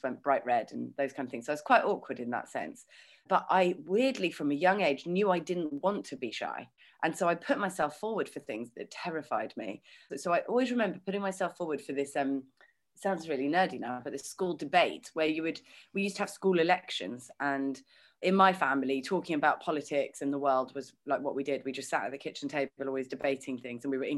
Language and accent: English; London, United Kingdom; I was born in London and I've got two younger brothers